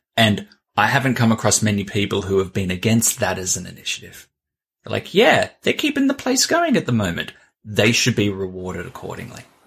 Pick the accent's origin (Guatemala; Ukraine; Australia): Australia; I'm Australian